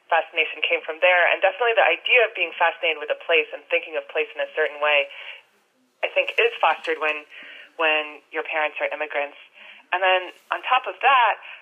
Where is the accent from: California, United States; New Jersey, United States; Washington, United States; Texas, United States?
New Jersey, United States; first language English; moved away as an adult; also born or lived in New York; now in New York City, United States; I was born in New York, and then grew up in New Jersey